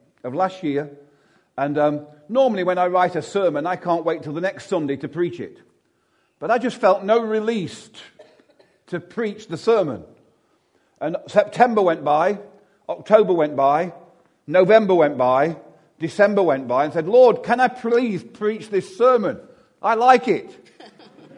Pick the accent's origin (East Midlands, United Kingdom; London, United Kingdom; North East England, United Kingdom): East Midlands, United Kingdom; Derby; I'm actually from Chaddesden